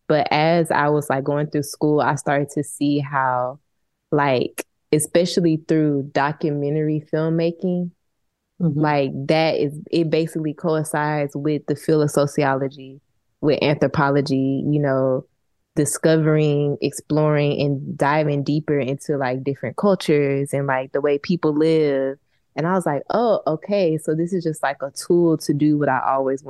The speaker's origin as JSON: {"language": "English", "town": "Houston", "region": "Texas", "country": "United States", "tie": "born or raised there", "also_born_or_lived": "Little Rock, Arkansas / New Orleans, Louisiana", "moved": "as an adult", "said": "I grew up partially in Houston, partially Little Rock, Arkansas as well. But always in the South."}